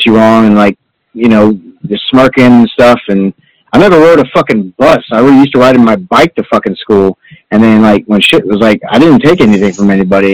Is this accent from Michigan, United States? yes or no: no; Orlando, Florida, United States; moved away; also born or lived in Tallahassee; I was born and raised in Orlando, but I lived in Tallahassee